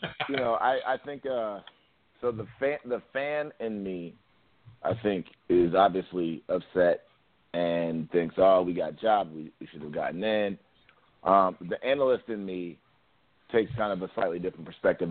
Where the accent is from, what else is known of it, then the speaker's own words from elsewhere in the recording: Columbus, Ohio, United States; also born or lived in New York; I grew up in Columbus, Ohio.